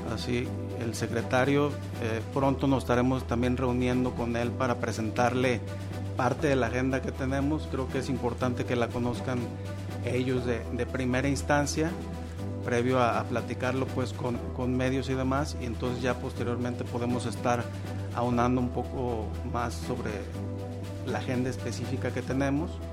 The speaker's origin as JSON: {"language": "Spanish", "region": "Jalisco", "country": "Mexico", "said": "soy agricultor, orgullosamente de Jalisco, en cuarta generación"}